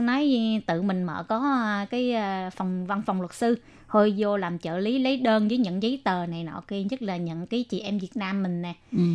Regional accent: Vietnam; now in Taiwan; chỉ có mình người Việt Nam

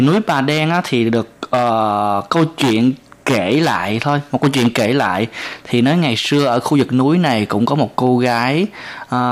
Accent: Vietnam; now in Taiwan

